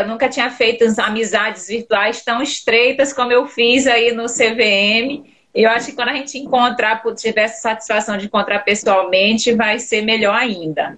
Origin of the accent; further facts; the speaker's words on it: Pará, Brazil; eu sou paraense também